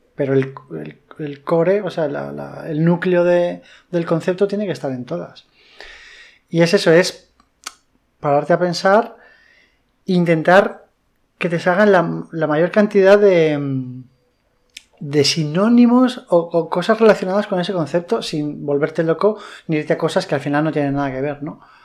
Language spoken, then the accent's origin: Spanish; Madrid, Community of Madrid, Spain; now in Valencia, Spain; yo soy madrileño